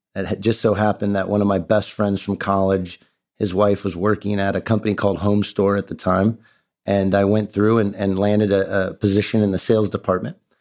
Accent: Ohio, United States; also born or lived in Beaufort, South Carolina; I Grew up in Ohio. I'm an Ohio kid

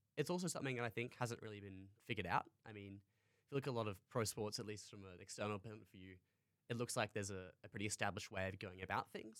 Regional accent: Townsville, Queensland, Australia; moved away as an adult; now in Canberra, Australia; I originally came down here from Townsville, where I grew up in North Queensland.

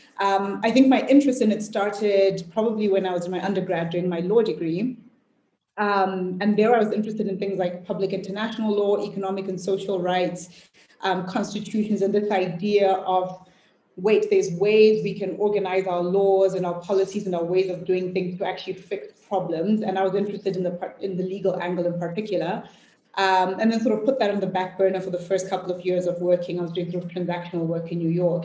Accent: Zimbabwe; moved away; I grew up in Zimbabwe

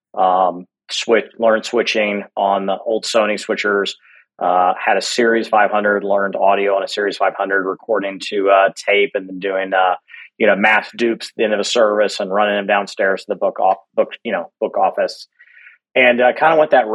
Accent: Alabama, United States; I grew up in Alabama

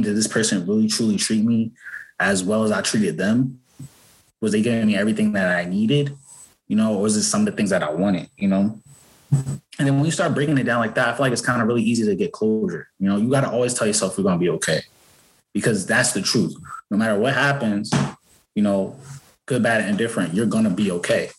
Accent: Newark, New Jersey, United States; I grew up in Newark, New Jersey

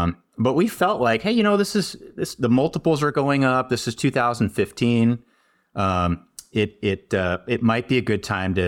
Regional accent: California, United States; now in Wisconsin, United States; hey, I'm from California. I moved out here from the Bay Area.

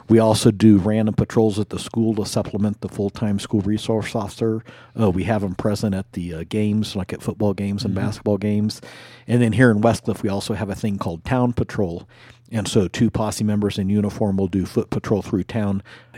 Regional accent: Colorado Springs, Colorado, United States; also born or lived in Germany / Washington, D.C. / Omaha / Oklahoma City; Well, I was born in Germany. My dad was in the Air Force, and we moved to Washington, D.C., and then Colorado Springs is kind of where I grew up.

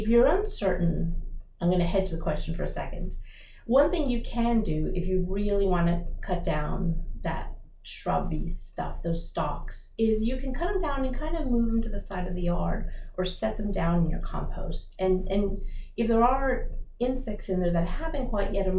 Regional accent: Rockville, Maryland, United States; also born or lived in Baton Rouge; I'm from Maryland, I'm from Rockville

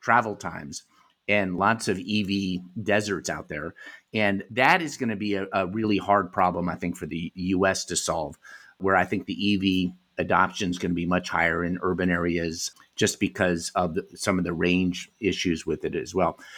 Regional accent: United States; moved away as an adult; also born or lived in Europe; Having lived in Europe and, you know, growing up in America

